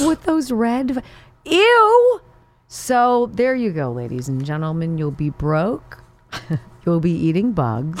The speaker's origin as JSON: {"language": "English", "region": "Southern California", "country": "United States", "moved": "yes", "said": "I'm from Southern California."}